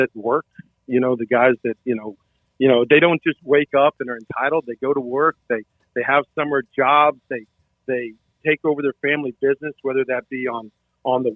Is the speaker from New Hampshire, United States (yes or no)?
no; South Florida, United States; now in Florida Keys, United States; I grew up in South Florida